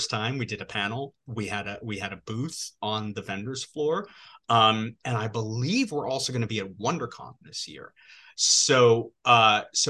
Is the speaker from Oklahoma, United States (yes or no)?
no; New York, United States; I grew up in New York, born and bred New Yorker